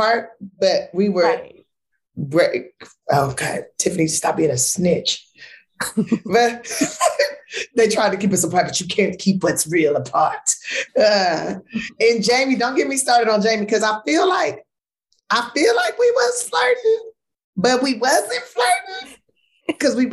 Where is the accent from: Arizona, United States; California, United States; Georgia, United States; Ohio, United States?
California, United States; Los Angeles; I grew up in South Central